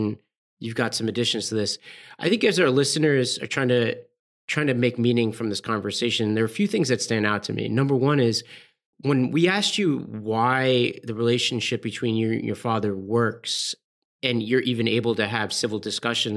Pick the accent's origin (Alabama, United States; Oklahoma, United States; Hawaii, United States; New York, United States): New York, United States; New York City; I grew up in Staten Island, New York, around a bunch of firefighters and police officers